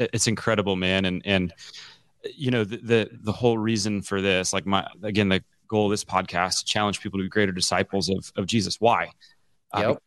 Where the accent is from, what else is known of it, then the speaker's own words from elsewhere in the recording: Omaha, Nebraska, United States; also born or lived in Memphis, Tennessee / Mount Dora, Florida; I moved to Omaha when I was 10